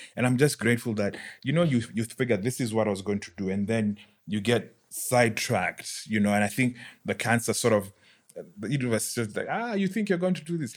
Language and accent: English; Nairobi, Kenya; also born or lived in United Kingdom; was born and bred in Nairobi